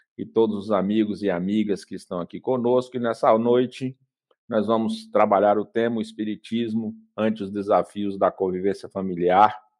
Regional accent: Vitória da Conquista, Bahia, Brazil; Eu, quando era criança pequena, em Vitória da Conquista, a gente ia para a escola a pé.

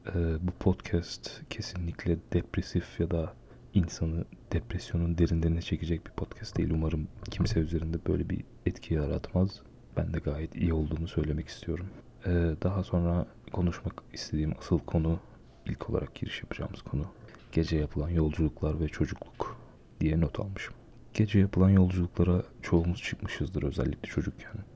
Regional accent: Aegean Region, Turkey; moved away; ben memleketimde e, Ege bölgesinde bir şehirde yaşıyorum.

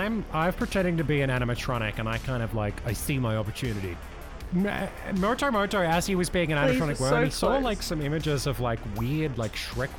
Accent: Australia; I'm Australian.

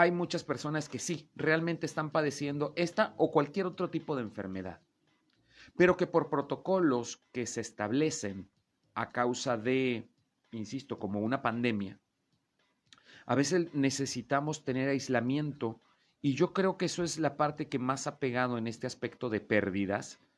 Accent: Mexico

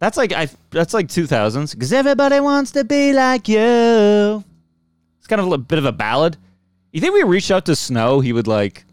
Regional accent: Canada; I'm a Canadian.

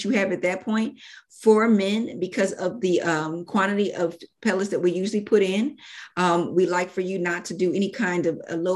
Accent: Philadelphia, Pennsylvania, United States; I am originally from Philadelphia, Pennsylvania, but my roots are in Georgia.

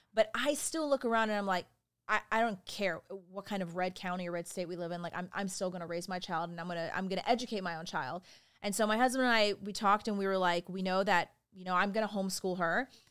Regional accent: Richmond Hill, Georgia, United States; I grew up in Richmond Hill, Georgia, there's a little town outside Savannah, Georgia

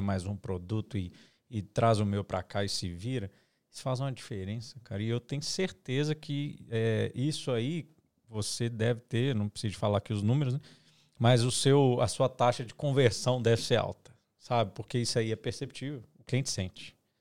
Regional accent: Minas Gerais, Brazil; gente é mineiro aqui

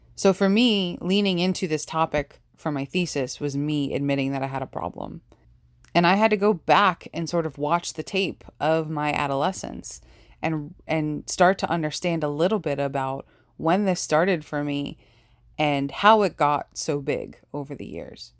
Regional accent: New York, United States; growing up in New York

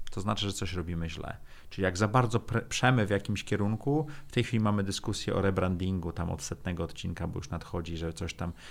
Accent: Sopot, Pomeranian Voivodeship, Poland; now in Warsaw, Poland; Wolałbym być w Sopocie, jestem z Sopotu.

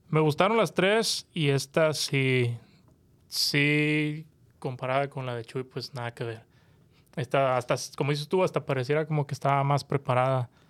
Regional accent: Monterrey, Nuevo León, Mexico; soy de Monterrey.

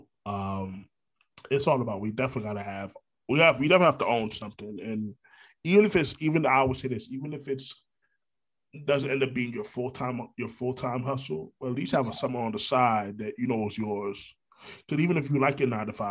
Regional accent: Orlando, Florida, United States; also born or lived in Brooklyn, New York; I'm a Florida boy. I've been here since '93

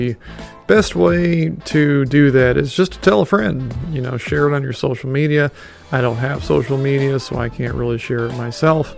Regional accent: Ladonia, Texas, United States; Ladonia. My hometown

